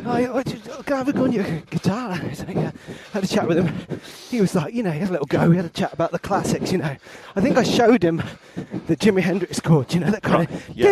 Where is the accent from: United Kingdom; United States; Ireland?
United Kingdom; England; I'm English.